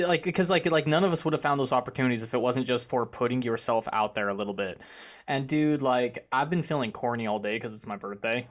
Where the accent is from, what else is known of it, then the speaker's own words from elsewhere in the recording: Arkansas, United States; also born or lived in Conway, Arkansas; I grew up in Arkansas myself, and I am moving to Savannah in October